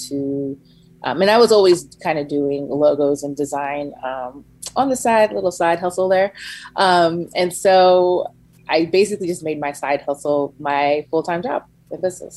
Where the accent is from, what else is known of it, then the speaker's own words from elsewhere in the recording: Gainesville, Florida, United States; moved away as an adult; also born or lived in Tallahassee, Florida / Savannah, Georgia; now in Atlanta, United States; I'm from Gainesville. I was raised in Gainesville, Florida